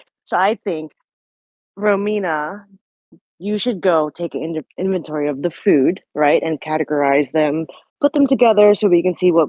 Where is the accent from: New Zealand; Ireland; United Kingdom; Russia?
New Zealand; moved away; also born or lived in Philippines; I may have been born in the Philippines, but I grew up in New Zealand where the weather was like 70 degrees was considered hot.